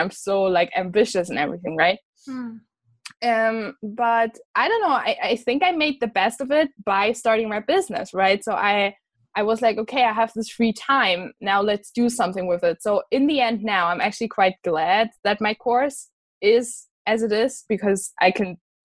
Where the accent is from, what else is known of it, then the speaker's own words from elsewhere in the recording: Germany; moved away as an adult; now in Scotland, United Kingdom; I'm from Germany, from a like small town in Germany. And I'm studying abroad in Scotland.